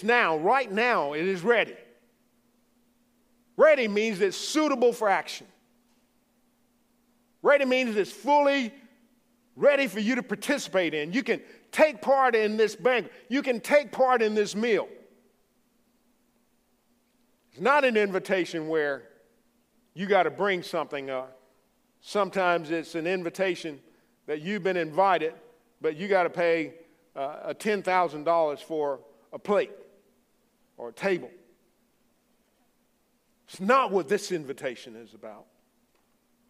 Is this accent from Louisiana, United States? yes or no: yes; Louisiana, United States; accent: Cajun; moved away; I'm from the Bayou State, great state of Louisiana.